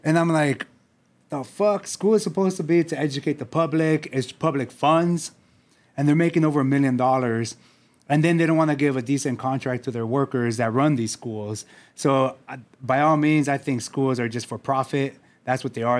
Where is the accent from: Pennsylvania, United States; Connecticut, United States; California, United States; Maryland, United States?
California, United States; San Diego; I grew up here in City Heights